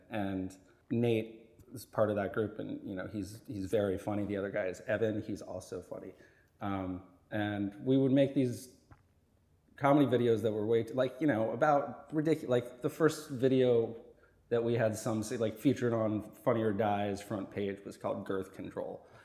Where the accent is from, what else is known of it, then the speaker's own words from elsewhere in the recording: Vermont, United States; moved away as an adult; also born or lived in Boston; I grew up in Vermont